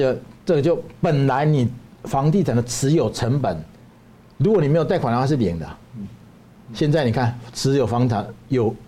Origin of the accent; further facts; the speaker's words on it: Taiwan; 我们台湾人要建立一个高度文明的国家，而不是因循苟且的国家。